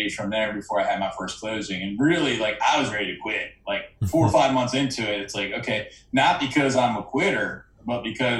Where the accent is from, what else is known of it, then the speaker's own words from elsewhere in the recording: Hartford, Connecticut, United States; born there; now in Washington, United States; And I was born in Hartford, Connecticut. I was lived all over the world, all over the country. And today I live in the D.C. metropolitan area.